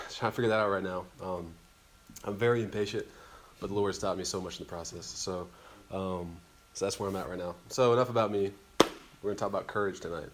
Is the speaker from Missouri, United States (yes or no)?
no; Mesquite, Texas, United States; I'm from Mesquite, Texas, down the road a little ways, a couple hours